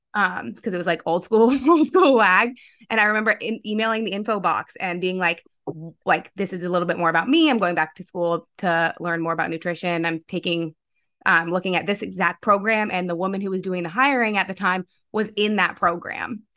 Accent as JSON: {"language": "English", "region": "Vermont", "country": "United States", "tie": "born or raised there", "also_born_or_lived": "Pennsylvania", "said": "I hail from Vermont. I grew up in Vermont"}